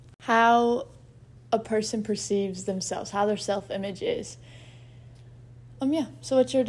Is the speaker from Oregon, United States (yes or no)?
no; South Boston, Virginia, United States; I'm from South Boston, Virginia